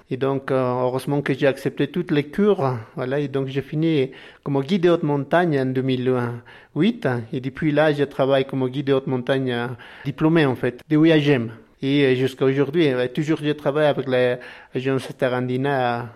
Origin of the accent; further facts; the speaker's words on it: Tuni Condoriri, Cordillera Real, Altiplano, La Paz, Bolivia; French is a second language; Je viens de la Cordillera Royale, de l'Altiplano, près de lac en fait